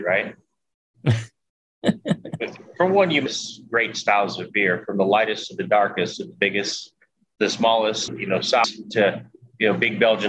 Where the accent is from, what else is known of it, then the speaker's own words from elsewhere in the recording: Louisiana, United States; I'm from Louisiana